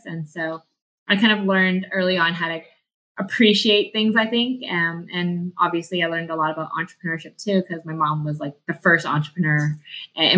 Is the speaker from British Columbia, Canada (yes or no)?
yes; Vancouver, British Columbia, Canada; also born or lived in Calgary; I grew up in Vancouver. I grew up in the Vancouver East Side.